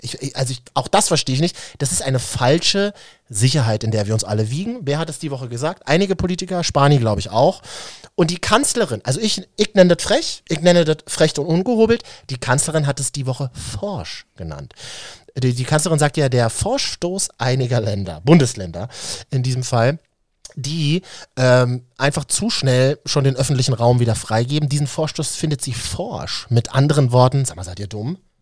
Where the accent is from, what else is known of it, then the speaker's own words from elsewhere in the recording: Berlin, Germany; Ich bin ja in Berlin-Neukölln zur Schule gegangen